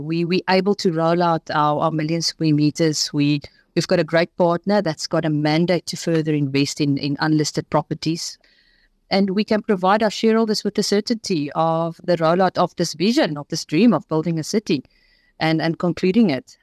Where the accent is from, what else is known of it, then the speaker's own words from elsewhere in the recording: Port Shepstone, KwaZulu-Natal, South Africa; also born or lived in Pietermaritzburg; I grew up in Port Shepstone